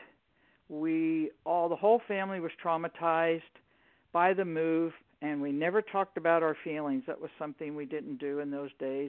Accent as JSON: {"language": "English", "region": "Maryland", "country": "United States", "tie": "born or raised there", "also_born_or_lived": "New York", "said": "I was born in New York and raised in Maryland"}